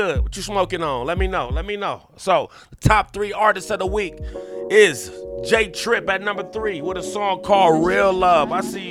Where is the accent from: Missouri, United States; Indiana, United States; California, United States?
California, United States; Long Beach; Long Beach's own, my hometown.